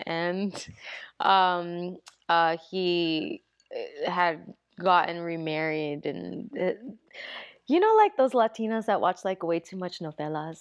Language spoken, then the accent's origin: English; New York City, New York, United States; also born or lived in Okinawa, Japan; I grew up in the Bronx